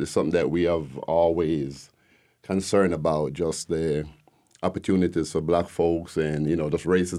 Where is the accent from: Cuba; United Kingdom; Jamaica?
Jamaica; moved away as an adult; now in Decatur, United States; You could tell originally I'm not from here. I'm from Jamaica.